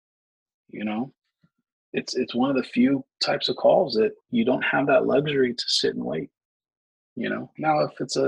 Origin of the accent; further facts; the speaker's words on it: California, United States; Here in California